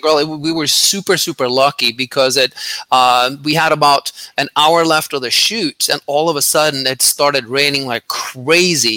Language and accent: English; Norway; I grew up in Norway